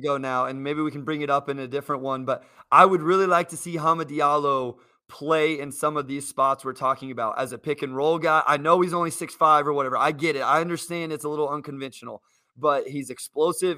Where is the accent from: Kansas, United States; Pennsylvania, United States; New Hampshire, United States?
Kansas, United States; I'm from Kansas